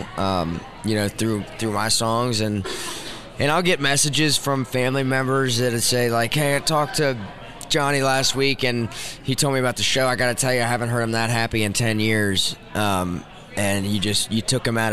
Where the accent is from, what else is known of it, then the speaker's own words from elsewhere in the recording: outside of Harrisburg, Pennsylvania, United States; Outside of Harrisburg.